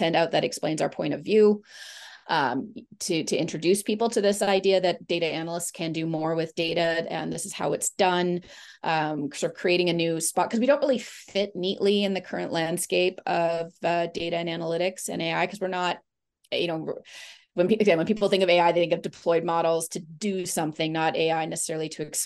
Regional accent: Vancouver, British Columbia, Canada; I was born and raised in Vancouver, Canada

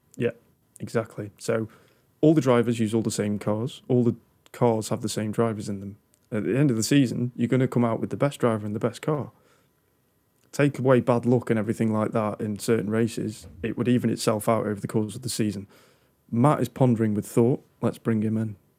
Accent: United Kingdom; I'm British

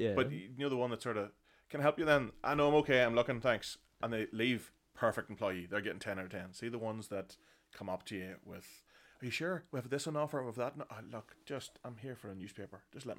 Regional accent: Bessbrook, Northern Ireland, United Kingdom; I'm sort of a peripheral from Camla and Bessbrook.

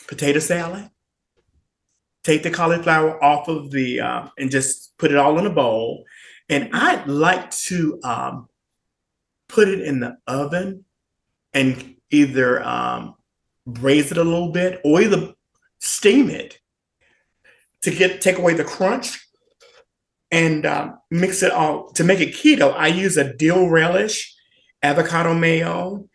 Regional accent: Memphis, Tennessee, United States; moved away; originally I am from Memphis, Tennessee.

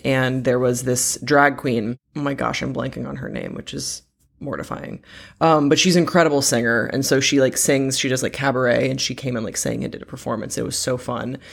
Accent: Belgium; moved away; the community that I grew up with in Belgium It's really, really close knit

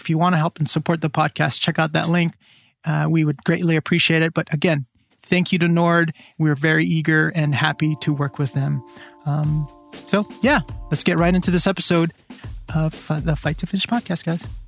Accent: San Joaquin Valley, California, United States; I grew up in the San Joaquin Valley, which is all mainly flat, which is a valley.

